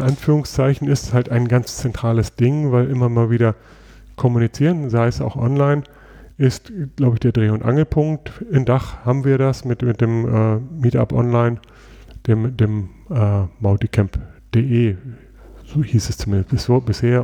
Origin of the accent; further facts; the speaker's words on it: Germany; bei uns in Deutschland